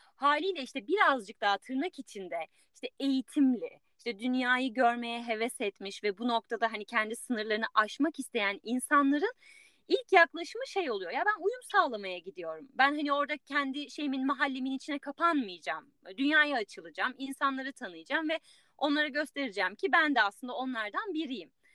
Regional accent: Turkey; moved away

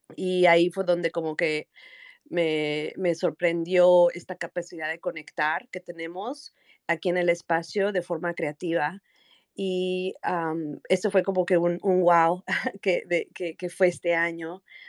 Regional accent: Mexico City, Mexico; soy originaria de la Ciudad de México

